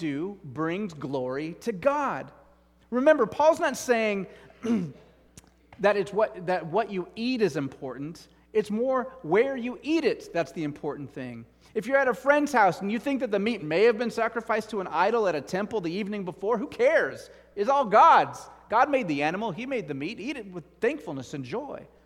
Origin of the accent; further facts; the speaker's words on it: United States; I'm an American